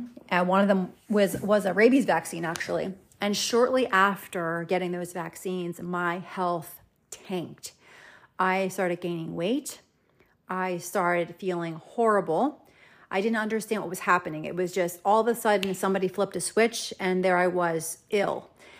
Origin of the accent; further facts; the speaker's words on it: New Jersey, United States; we PCS'd back to the United States and we went back to my home state of New Jersey.